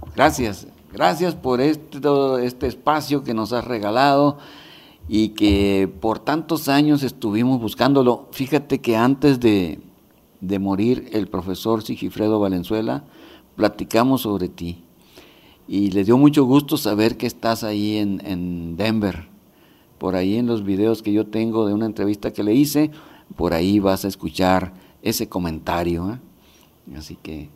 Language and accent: Spanish; Pueblo Yaqui, Sonora, Mexico; now in Toronto, Canada; es mi pueblo, que quiero mucho